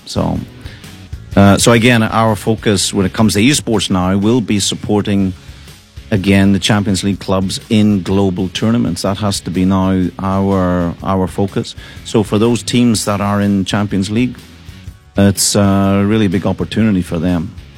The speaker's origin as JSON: {"language": "English", "country": "Ireland", "moved": "yes", "lives_now": "Russia", "said": "I feel myself as a Russian person, even though I'm Irish person"}